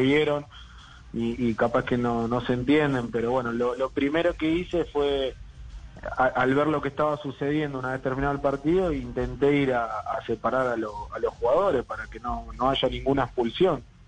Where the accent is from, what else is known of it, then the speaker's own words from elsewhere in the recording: Argentina; now in Bolivia; como argentino